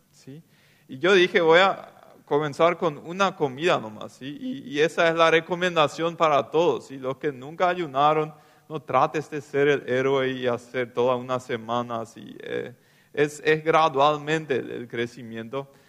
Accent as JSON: {"language": "Spanish", "town": "Loma Plata", "region": "Boquerón", "country": "Paraguay", "said": "Sí, yo vine de Loma Plata, de la colonia, a estudiar teología en el CEMTA."}